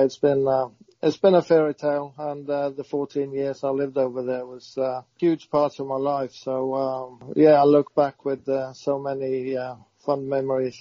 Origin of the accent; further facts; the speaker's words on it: Norway; moved away as an adult; also born or lived in Southampton; growing up